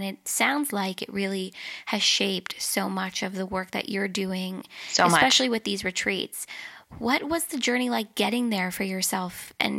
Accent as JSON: {"language": "English", "town": "Los Angeles", "region": "California", "country": "United States", "tie": "born or raised there", "said": "Growing up in California, in Los Angeles, in the United States, there's that inherent pressure all the time to think a certain way, look a certain way, take your career in a certain direction."}